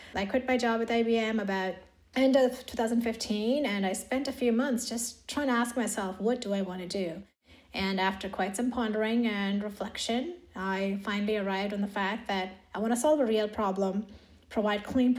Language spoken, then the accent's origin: English; India; moved away as an adult; now in United States; In India. So I grew up in India. I did my undergrad in India.